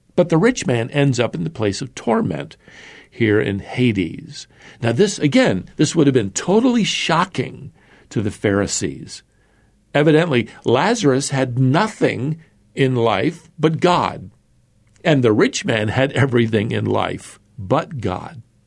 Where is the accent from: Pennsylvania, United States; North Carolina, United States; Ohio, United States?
North Carolina, United States; my home state of, of North Carolina